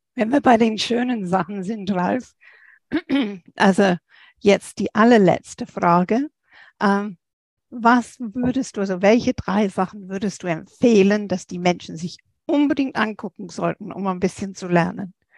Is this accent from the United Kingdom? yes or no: yes; England, United Kingdom; moved away; als Engländerin